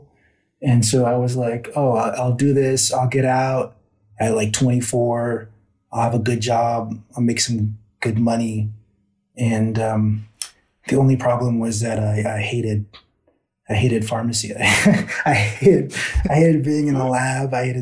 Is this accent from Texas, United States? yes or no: yes; Houston, Texas, United States; moved away; also born or lived in Austin; I grew up in Houston. I kind of moved around a little bit, but mostly in Houston